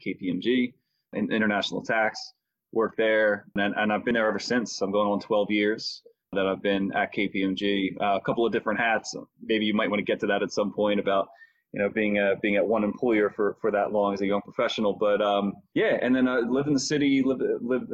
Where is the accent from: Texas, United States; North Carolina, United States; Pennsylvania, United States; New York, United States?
Pennsylvania, United States; Philadelphia; I was born and raised in the Mayfair section of Philadelphia, in Northeast Philadelphia